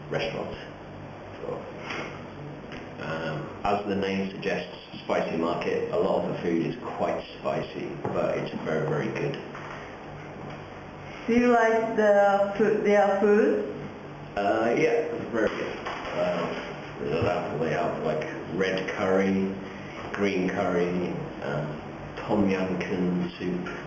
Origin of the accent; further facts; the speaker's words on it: England, United Kingdom; moved away as an adult; now in Niigata, Japan; I'm an English teacher in Niigata. Um, I'm from England. I was born in England, but my family is from Ireland.